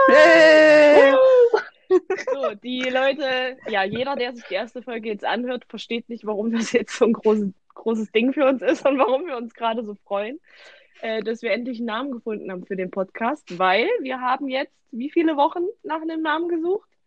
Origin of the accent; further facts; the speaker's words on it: Thuringia, Germany; wir kommen aus Thüringen